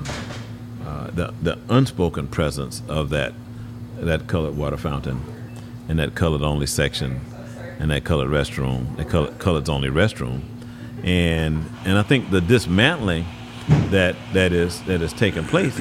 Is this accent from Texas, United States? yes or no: yes; Houston, Texas, United States; I grew up in Houston, grew up in the Heights